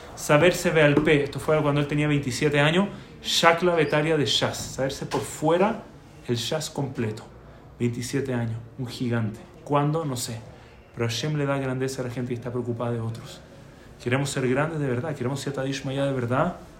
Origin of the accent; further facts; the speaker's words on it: Chile; moved away; also born or lived in Baltimore, United States; Yo en Chile